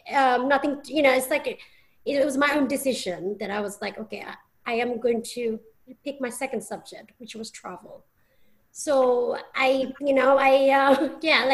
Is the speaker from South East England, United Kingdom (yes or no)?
no; Bristol, South West England, United Kingdom; moved away as an adult; also born or lived in London, United Kingdom; now in United States; Channel 3 had a station based in my hometown, which is Bristol